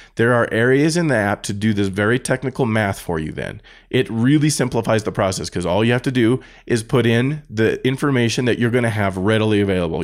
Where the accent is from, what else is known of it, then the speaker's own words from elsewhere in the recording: United States; I'm an American